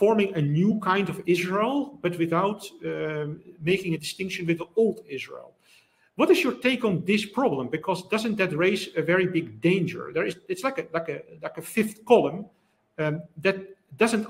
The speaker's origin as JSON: {"language": "English", "country": "Netherlands", "said": "I'm coming from the Netherlands"}